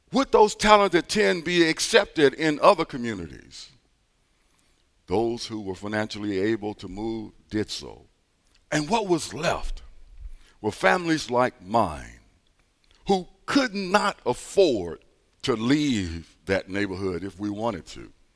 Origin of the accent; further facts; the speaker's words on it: East St. Louis, Illinois, United States; I grew up in East Saint Louis doing the turbulent sixties